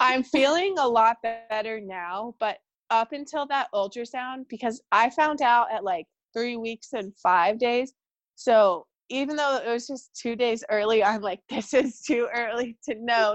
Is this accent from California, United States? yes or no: yes; California, United States; moved away as an adult; now in Portland, United States; we moved to Portland, Oregon, and I'm from California